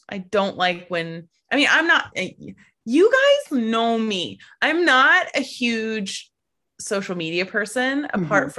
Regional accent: United States; Just waiting for the day when people stop immediately realizing that I'm from the States.

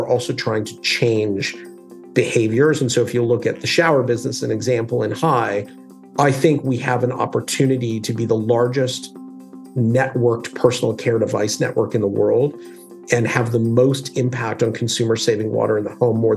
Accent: Calgary, Alberta, Canada; I grew up in Alberta in Canada in a city called Calgary.

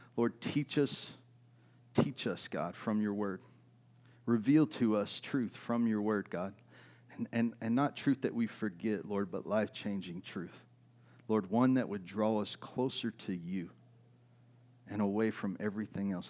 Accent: East Texas, United States; I grew up in East Texas.

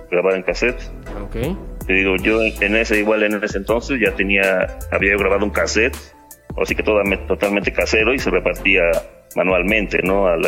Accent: Puebla, Mexico; Sí, yo vivo en el estado de Puebla, soy de México.

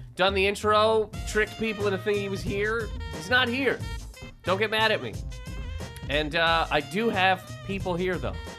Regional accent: Canada; moved away as an adult; also born or lived in Toronto, Canada; now in United States; Everybody knows I'm from Canada. I've been from there for my entire life.

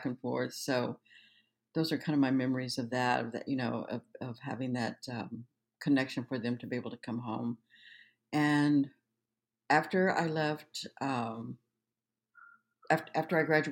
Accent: Denver, Colorado, United States; also born or lived in Osage Reservation, Oklahoma; I went to, you know, the rest of my grade school and high school there in Denver

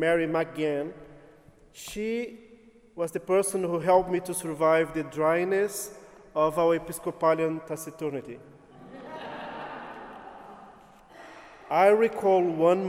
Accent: Brazil; English is a second language; moved away as an adult; also born or lived in Berkeley, California; I grew up in Brazil

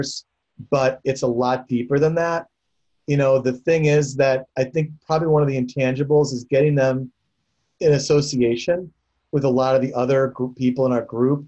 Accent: Chicago, Illinois, United States; I grew up in Chicago

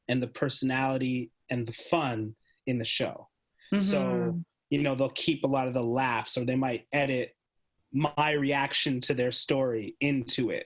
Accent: Canada; the whole team's Canadian

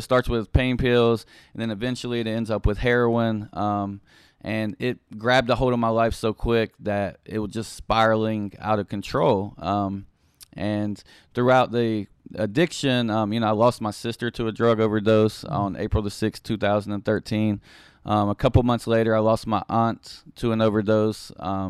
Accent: Beckley, West Virginia, United States; I am originally from Beckley, West Virginia. I grew up there

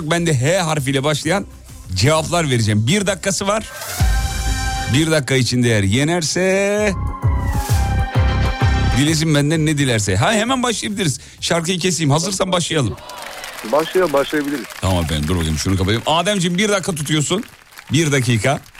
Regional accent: Sivas Province, Turkey

